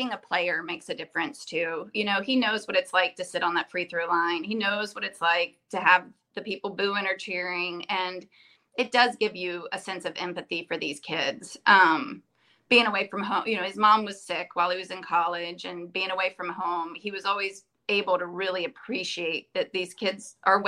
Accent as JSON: {"language": "English", "region": "Virginia", "country": "United States", "tie": "born or raised there", "also_born_or_lived": "Clinton, North Carolina", "said": "even though we grew up in Virginia"}